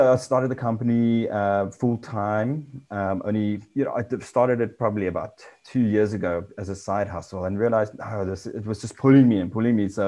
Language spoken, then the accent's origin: English; South Africa; also born or lived in England; came back to South Africa